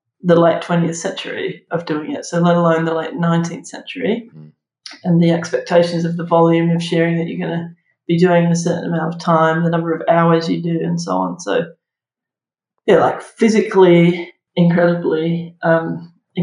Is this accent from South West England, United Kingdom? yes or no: yes; Somerset, South West England, United Kingdom; when I was growing up in Somerset, sort of half on a farm that had sheep